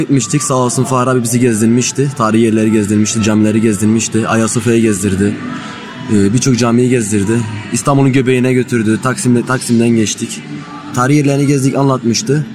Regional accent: Seraing, Wallonia, Belgium; Belçika doğumluyum. Sereng doğumluyum

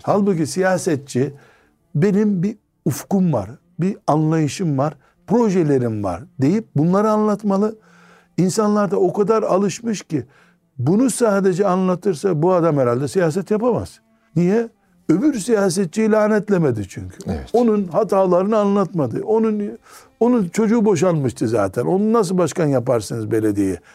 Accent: Black Sea Region, Turkey; bizim Karadeniz kültüründe

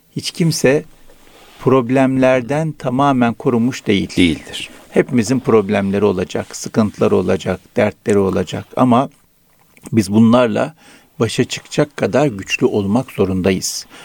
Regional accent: Araklı, Trabzon, Turkey; moved away; Trabzon Araklıyız.

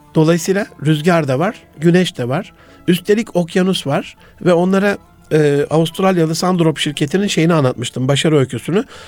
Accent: Osmaniye, Turkey; also born or lived in Gaziantep; çocukluğumda Antep'ten Osmaniye'ye taşındık yıl 74

